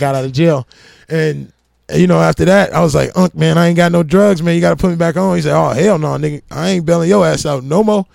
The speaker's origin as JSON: {"language": "English", "town": "Lansing", "region": "Illinois", "country": "United States", "tie": "born or raised there", "also_born_or_lived": "Gary, Indiana / Indianapolis, Indiana / Atlanta, Georgia", "moved": "yes", "said": "I grew up in Gary up to second grade, and then my mother moved me to Lansing, Illinois from third grade to sophomore year."}